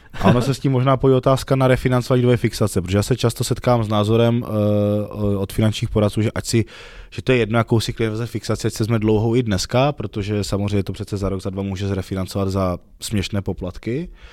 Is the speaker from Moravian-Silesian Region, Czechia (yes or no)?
yes; Ostrava, Moravian-Silesian Region, Czechia; pokud jsme z menšího města u nás v Ostravě